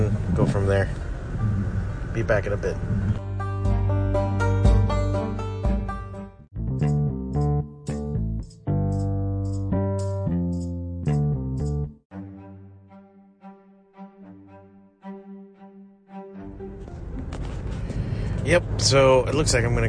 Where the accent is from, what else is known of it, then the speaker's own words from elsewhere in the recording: United States; And I was born here